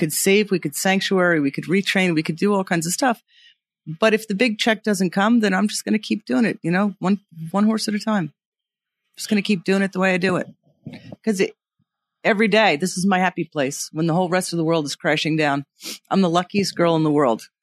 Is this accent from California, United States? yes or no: no; Long Island, New York, United States; also born or lived in Manhattan; I grew up on Long Island, so I gr, and I grew up riding horses